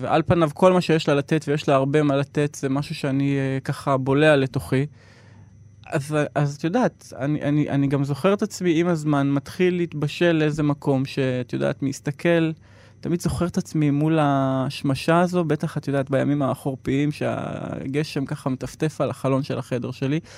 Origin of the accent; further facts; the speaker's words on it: Yeruham, Southern District, Israel; now in Tel Aviv, Israel; אני גדלתי בסביבה מאוד הומוגנית